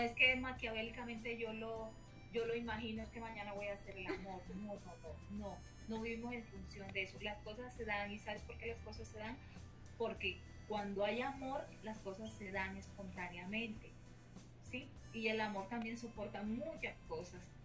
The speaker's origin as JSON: {"language": "Spanish", "country": "Colombia", "said": "Colombia, que, es mi tierra, que no la voy a olvidar"}